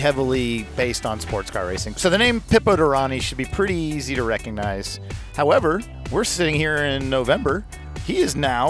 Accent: Atlanta, Georgia, United States; Atlanta, my hometown

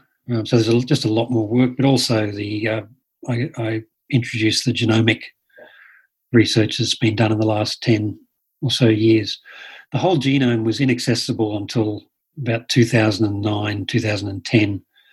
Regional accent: Sydney, New South Wales, Australia; Well, you see, in Australia, in Sydney, I grew up in Sydney, and there's Polynesian members of the church all around me.

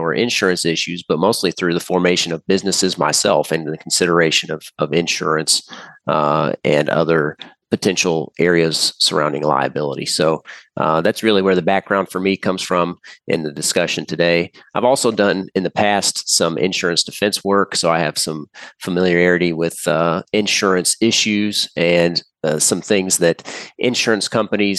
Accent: Indiana, United States; I'm from Indiana

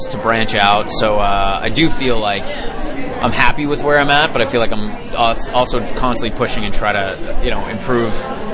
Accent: Canada; I grew up in Canada

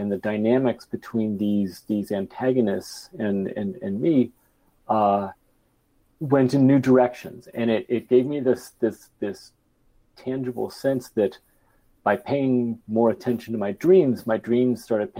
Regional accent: Bay Area, California, United States; I was growing up in the Bay Area

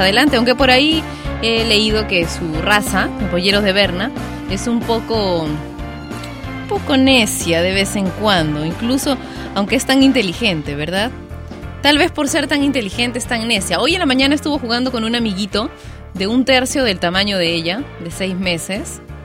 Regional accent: Peru; mi país, Perú

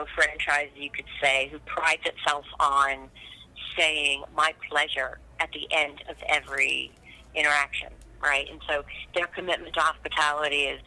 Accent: Texas, United States; also born or lived in Long Island, New York; I was raised and born on Long Island, but when I was very little, we moved to Texas

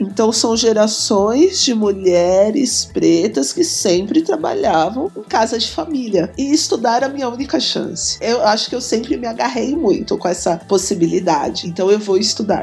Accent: Taboão da Serra, São Paulo, Brazil; born or raised there; also born or lived in Sorocaba; now in São Paulo, Brazil

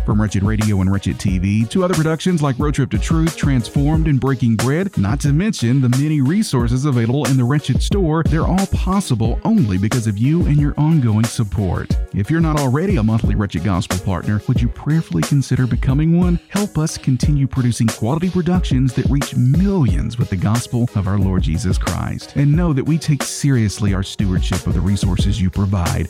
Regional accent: Tennessee, United States; I'm from Tennessee

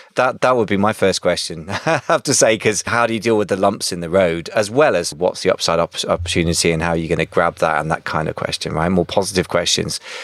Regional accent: United Kingdom; I'm being very British

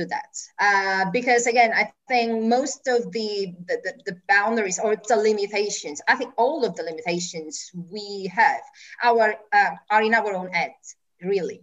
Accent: Italy; moved away as an adult; also born or lived in Germany / United Kingdom / United States; I moved from Italy when I was 23, I went to Germany

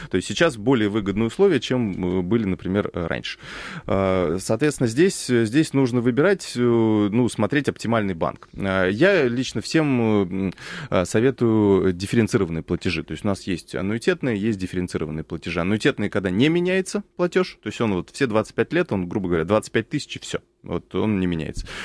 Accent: Moscow, Russia; Я, я москвич

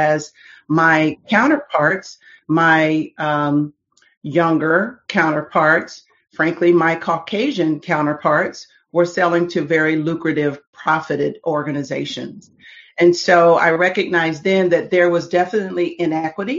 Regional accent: Dayton, Ohio, United States; I'm originally from Dayton, Ohio.

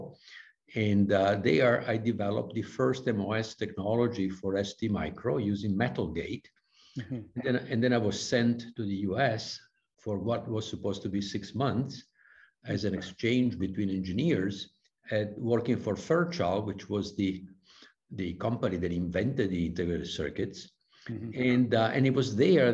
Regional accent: Vicenza, Veneto, Italy; I was born and raised in Vicenza, in Italy, in the northeast of Italy

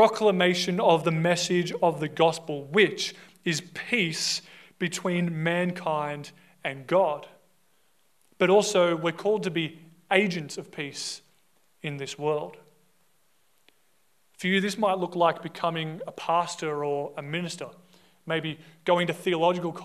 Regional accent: Australia; we as an Australian society

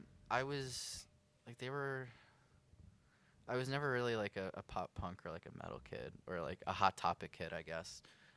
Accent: Hicksville, New York, United States; I'm from Hicksville.

